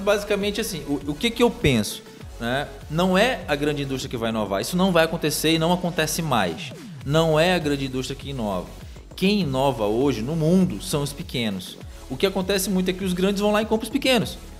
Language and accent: Portuguese; Parintins, Amazonas, Brazil; moved away as an adult; now in Manaus, Brazil; eu sou de Parintins, do nosso Amazonas